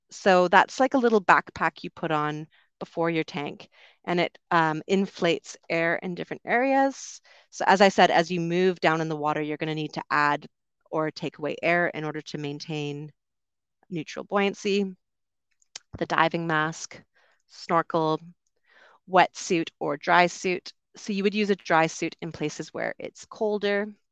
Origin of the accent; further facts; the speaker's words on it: Canada; moved away as an adult; also born or lived in United Kingdom; I'm from Canada originally, also lived in the U K for a while